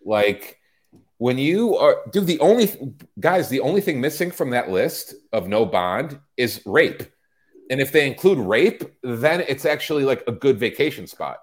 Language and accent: English; Chicago, Illinois, United States; moved away; my hometown, my former hometown